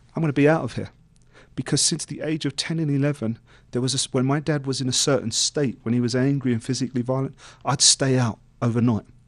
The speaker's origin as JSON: {"language": "English", "region": "London", "country": "United Kingdom", "tie": "born or raised there", "said": "growing up in East London"}